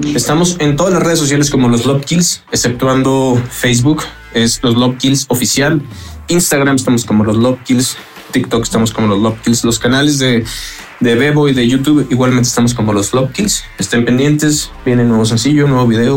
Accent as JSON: {"language": "Spanish", "town": "Torreón", "region": "Coahuila", "country": "Mexico", "moved": "yes", "said": "somos una banda originaria de Torreón, Coahuila."}